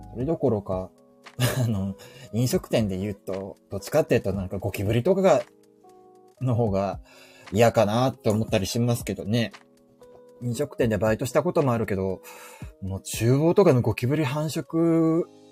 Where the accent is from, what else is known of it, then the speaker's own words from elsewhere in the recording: Fukuoka, Japan; 我が地元福岡